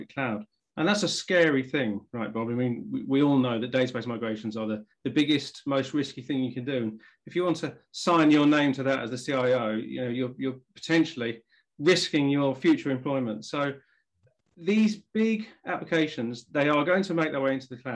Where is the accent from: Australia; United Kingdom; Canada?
United Kingdom; England; accent: English; as you can probably tell from the accent, I'm English